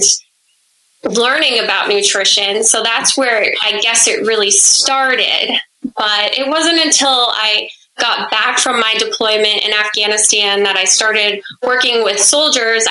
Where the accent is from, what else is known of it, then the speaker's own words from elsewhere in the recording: Monona, Iowa, United States; moved away as an adult; also born or lived in Germany; now in New Jersey, United States; I grew up in a very small town of like 1500 people in Monona. It's in the northeast part of Iowa